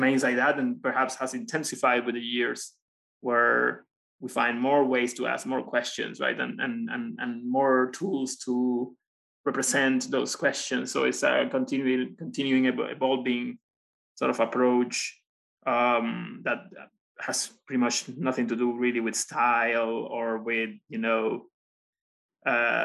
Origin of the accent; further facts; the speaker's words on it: Puerto Rico; moved away as an adult; also born or lived in China / Belgium; now in United States; I'm from Puerto Rico. I went to school also in Puerto Rico, in the Universidad de Puerto Rico, 10 minutes pretty much from where I grew up